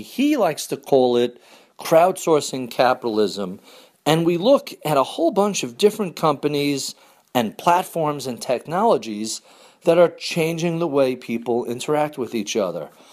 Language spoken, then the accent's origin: English; New York, United States; as a New Yorker